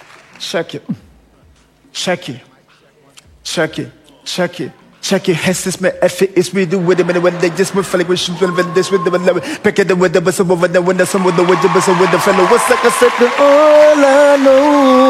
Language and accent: English; Nigeria; I'm from Nigeria.